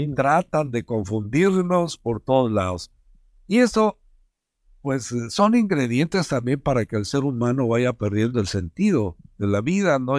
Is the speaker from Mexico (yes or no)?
yes; Mexico; somos mexicanos